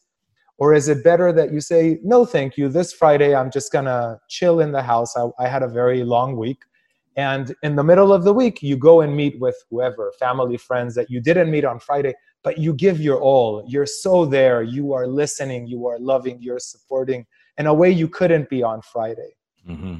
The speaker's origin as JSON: {"language": "English", "country": "Israel", "said": "I come from a culture in Israel where like you're supposed to be thinking of other people before you think of yourself"}